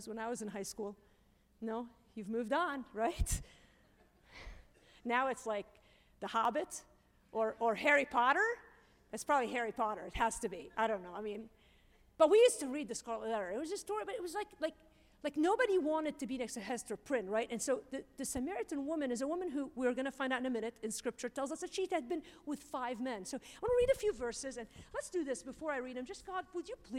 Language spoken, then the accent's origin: English; Lebanon; I'm Lebanese